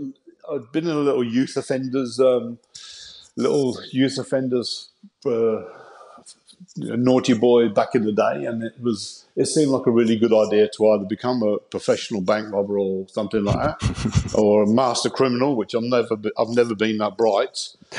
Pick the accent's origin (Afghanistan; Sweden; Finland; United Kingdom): United Kingdom; Coventry, West Midlands; And I just thought this will be a good way of getting out of my hometown of Coventry.